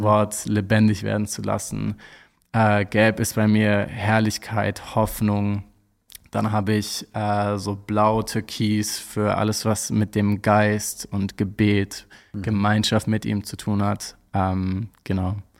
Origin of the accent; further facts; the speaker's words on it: Hamburg, Germany; ich komme aus Hamburg